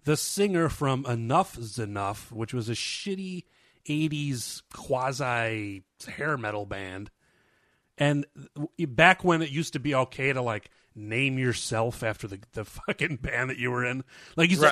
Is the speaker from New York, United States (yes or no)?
yes; Rochester, New York, United States; also born or lived in Seattle; now in Portland, United States; I'm from Rochester, New York originally, and I moved out to Seattle, and now I'm in Portland, Oregon